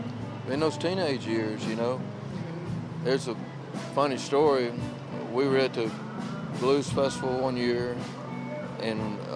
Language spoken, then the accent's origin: English; Belzoni, Mississippi, United States; also born or lived in Duncan, Mississippi; My hometown is Belzona. It's I think slab dab in the middle of the Delta. I mean, it's between Clarksdale and Jackson.